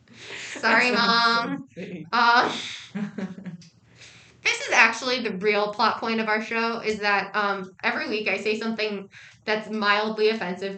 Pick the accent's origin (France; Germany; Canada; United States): United States; New York City, New York; moved away as an adult; now in Massachusetts, United States; as a New Yorker